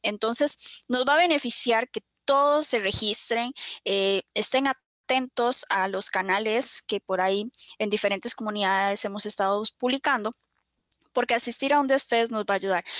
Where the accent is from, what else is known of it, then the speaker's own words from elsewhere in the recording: Costa Rica; nosotros somos de Costa Rica